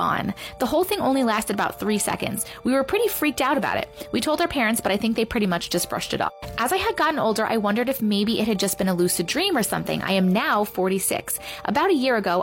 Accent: New Orleans, Louisiana, United States; When I was a kid growing up in New Orleans

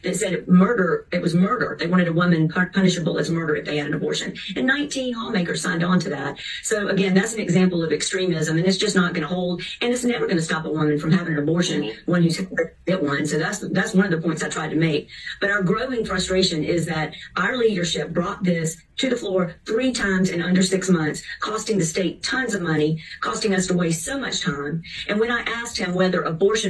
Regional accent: Charleston, South Carolina, United States; I'm from Charleston

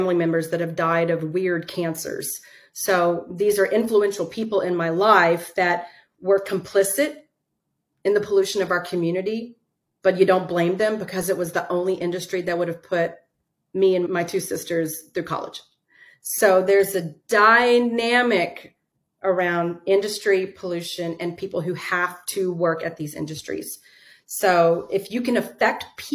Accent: Southeast Texas, United States; I was born and raised in Southeast Texas

